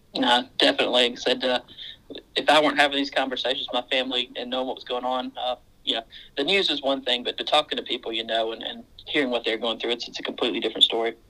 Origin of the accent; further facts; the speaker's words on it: Mississippi, United States; now in Central Queensland, Australia; I'm uh, originally from Mississippi